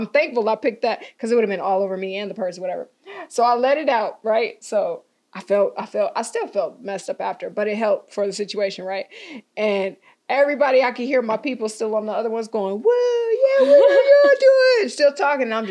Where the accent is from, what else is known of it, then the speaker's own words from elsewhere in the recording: Altadena, California, United States; I grew up in Pasadena, Altadena, technically Altadena